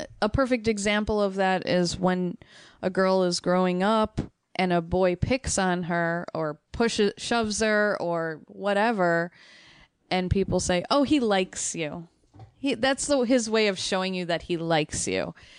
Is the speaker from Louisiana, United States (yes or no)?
no; Chicago, Illinois, United States; that's the thing, growing up in Chicago, that's the word Polak, I didn't even know that was a slur for so many